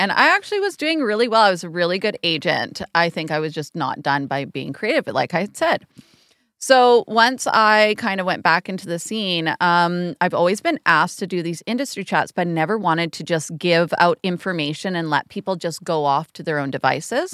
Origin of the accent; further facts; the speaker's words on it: Canada; especially as Canadian artists